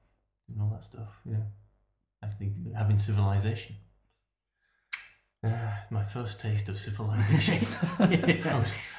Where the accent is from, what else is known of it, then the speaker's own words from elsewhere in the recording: just outside of York, Yorkshire and the Humber, United Kingdom; moved away; I grew up just outside of York